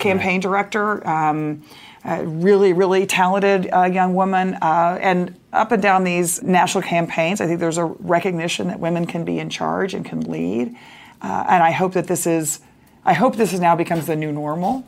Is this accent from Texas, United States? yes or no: yes; Dallas, Texas, United States; I grew up in Dallas, Texas